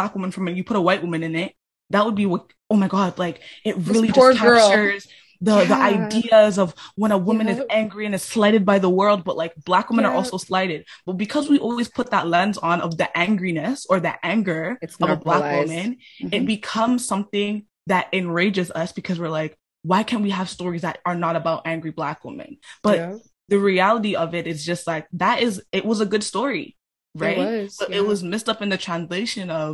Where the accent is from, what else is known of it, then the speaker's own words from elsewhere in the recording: Jamaica; I'm Black and I'm Jamaican